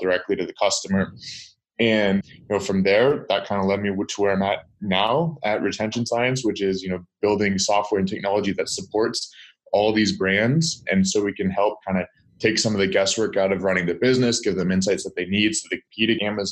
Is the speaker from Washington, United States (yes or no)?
yes; Seattle, Washington, United States; moved away as an adult; now in Los Angeles, United States; grew up in Seattle, Washington